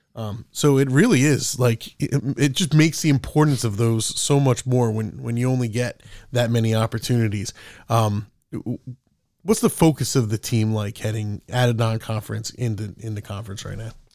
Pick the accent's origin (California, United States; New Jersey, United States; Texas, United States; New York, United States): New Jersey, United States; Monmouth County area; I'm a local guy, too, and, and I'm considerably older than you. Uh, but g, growing up in this area